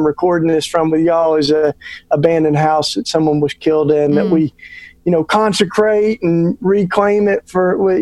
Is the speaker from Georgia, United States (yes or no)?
no; East Tennessee, United States; moved away as an adult; now in Philadelphia, United States; I grew up down south. I grew up in East Tennessee